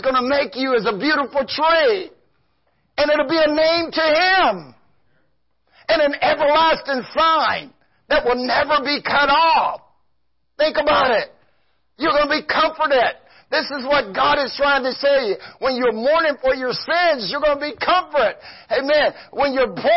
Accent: the South, United States; I'm from the South

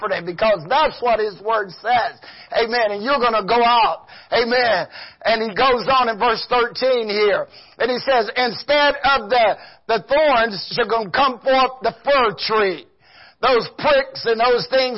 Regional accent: the South, United States; I'm from the South

